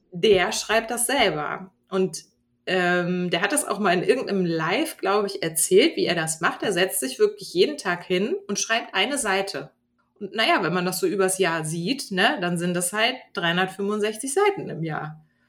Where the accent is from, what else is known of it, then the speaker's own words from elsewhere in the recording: Hamburg, Germany; moved away as an adult; now in Glückstadt, Germany; ich bin gebürtige Hamburgerin